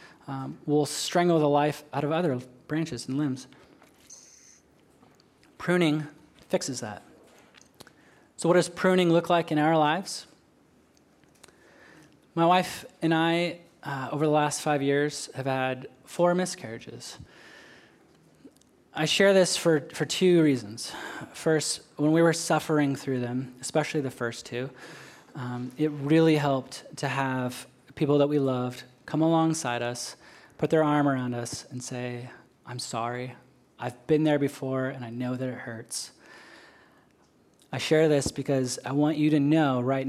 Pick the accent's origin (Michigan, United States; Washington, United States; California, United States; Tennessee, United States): Washington, United States; Western; moved away as an adult; now in Okinawa, Japan; I grew up in Western Washington, outside of a small town halfway between Seattle and Portland.